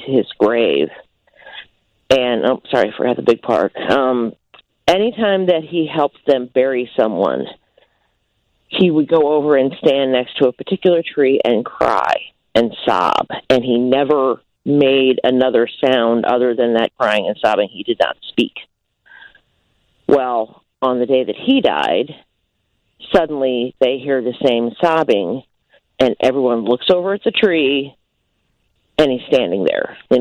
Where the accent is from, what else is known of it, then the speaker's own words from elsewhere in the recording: Central Illinois, United States; I am from Central Illinois